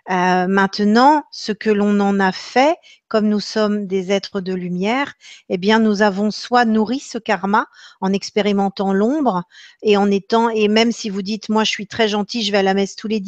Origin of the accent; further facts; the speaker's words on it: Normandy, France; Alors, je vais répondre en tant que, en tant que normande, peut-être ben oui, peut-être ben que non.